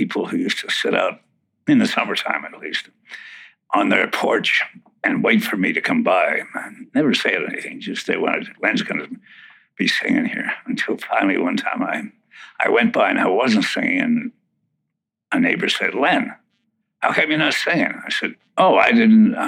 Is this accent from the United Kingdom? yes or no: no; Winnipeg, Manitoba, Canada; Born in Winnipeg, Manitoba, Canada